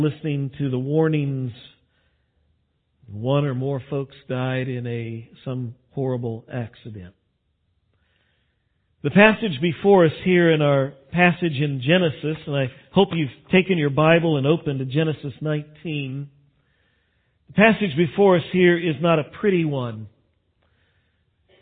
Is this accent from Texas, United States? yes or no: yes; West Texas, United States; I grew up out in West Texas when I was young